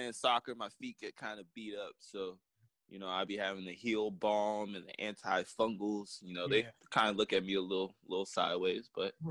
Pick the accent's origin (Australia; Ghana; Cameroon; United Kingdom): Ghana; You know, I'm Ghanaian. My family's Ghanaian, so you know we our feet are just built for terrain.